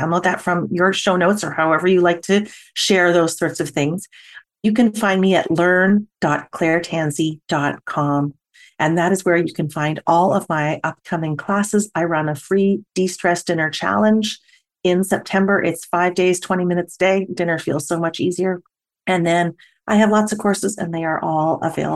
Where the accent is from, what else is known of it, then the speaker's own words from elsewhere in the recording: Canada; I'm Canadian